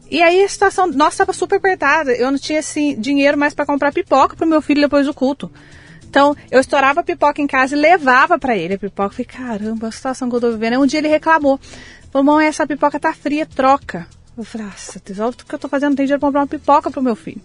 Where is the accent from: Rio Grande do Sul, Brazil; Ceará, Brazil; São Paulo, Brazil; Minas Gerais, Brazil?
Minas Gerais, Brazil; Passa Quatro; moved away; also born or lived in Taubaté; Nasci em Passa Quatro, Minas